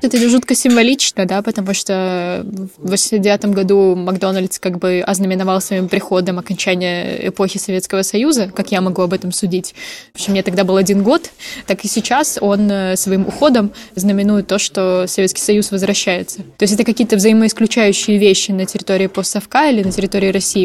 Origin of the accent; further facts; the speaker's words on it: Ukraine; я из Украины